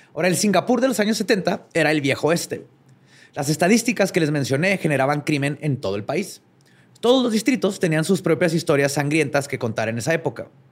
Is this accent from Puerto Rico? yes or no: no; Mexico; como mexicanos